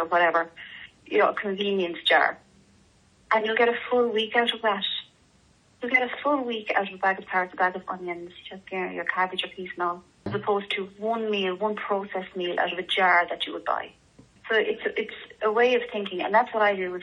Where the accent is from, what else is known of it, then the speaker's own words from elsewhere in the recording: Ireland; we're Irish